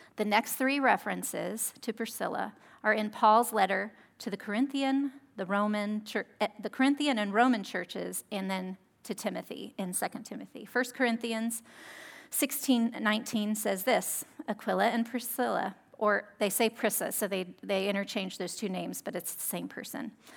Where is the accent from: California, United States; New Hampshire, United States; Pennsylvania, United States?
California, United States; Monterey; I'm from Monterey, and we have a lot of Italian heritage here.